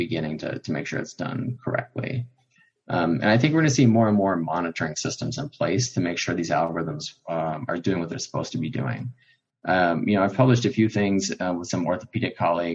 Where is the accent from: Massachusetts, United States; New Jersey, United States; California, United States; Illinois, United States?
Illinois, United States; Chicago; growing up in Chicago